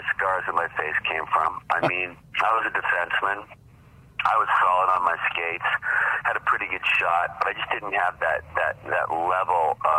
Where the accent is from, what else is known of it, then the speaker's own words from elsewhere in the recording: Saskatoon, Saskatchewan, Canada; I being Canadian, being born in Saskatoon, proud Saskatchewan